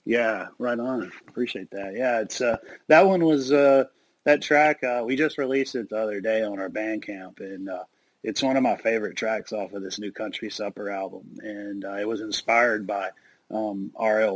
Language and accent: English; Bolton, Mississippi, United States; I grew up in Bolton, Mississippi